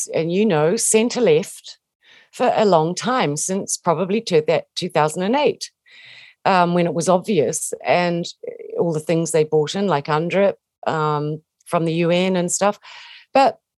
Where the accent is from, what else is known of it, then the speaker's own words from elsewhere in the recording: New Zealand; I'm a Kiwi. We grew up, you know, if you grow up in New Zealand, you have an affection for Maori. And I do. And I always will have because I'm a New Zealander